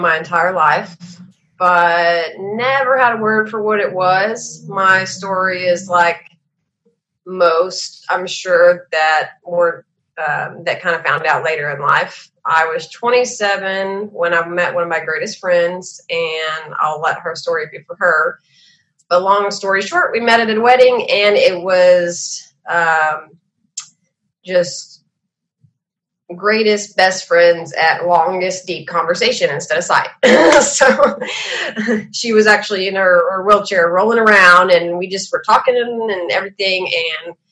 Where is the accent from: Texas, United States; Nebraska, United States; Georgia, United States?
Texas, United States; I'm from Texas